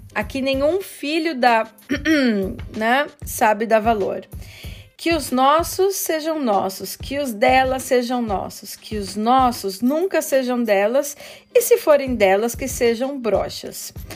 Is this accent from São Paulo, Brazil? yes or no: yes; interior of São Paulo, Brazil; moved away as an adult; now in Vienna, Austria; Eu sou do interior de São Paulo, porém eu vivo aqui em Viena há aproximadamente 15 anos.